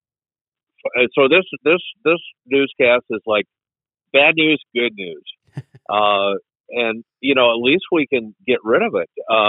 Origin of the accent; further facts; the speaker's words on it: United States; we Americans